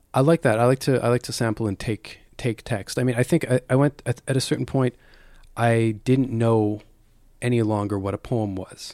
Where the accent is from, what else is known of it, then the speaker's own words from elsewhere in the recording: Calgary, Alberta, Canada; moved away; growing up in Calgary